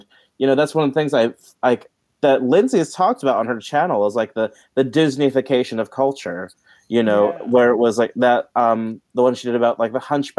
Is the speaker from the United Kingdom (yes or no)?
no; Philippines; And I guess, I mean, I know there's things I recognize in it being Filipino. There's parts of Filipino culture recognized in it.